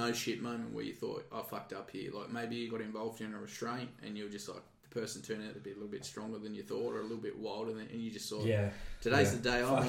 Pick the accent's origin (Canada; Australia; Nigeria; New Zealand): Australia; Tasmania; And at the time when I came from Tasmania, there was no sort of restraints training.